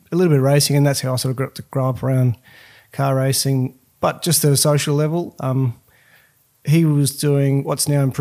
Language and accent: English; Queensland, Australia; I'm a Queenslander